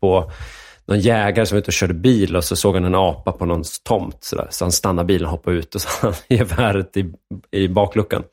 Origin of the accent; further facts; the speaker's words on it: Enviken, Dalarna County, Sweden; also born or lived in Stockholm; Jag är född i Stockholm, men eh, uppväxt i, i, Dalarna